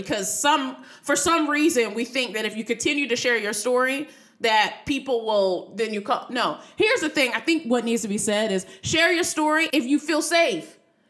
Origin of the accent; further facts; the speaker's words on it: California, United States; I'm from the Bay Area.